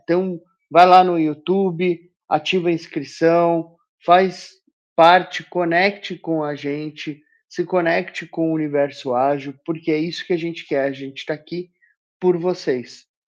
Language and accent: Portuguese; Brazil; Nós somos obrigados, enquanto brasileiros, a ir votar